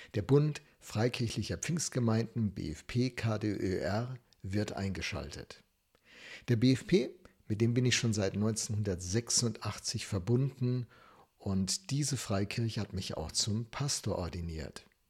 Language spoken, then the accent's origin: German; Germany; als Deutsche